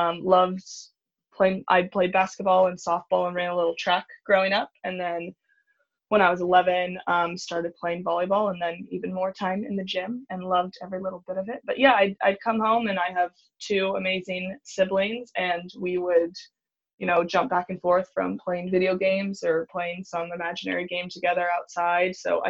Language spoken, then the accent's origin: English; California, United States; It's funny that how often I hang out at the beach now, and I live in California. I did not grow up on the beach. My family would go camping in San Clemente